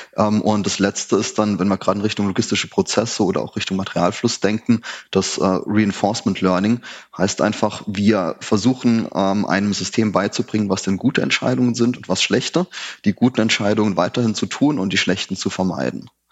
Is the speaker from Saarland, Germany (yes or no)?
yes; Saarland, Germany; ich komme aus dem Saarland, da ist halt alles sehr dörflich.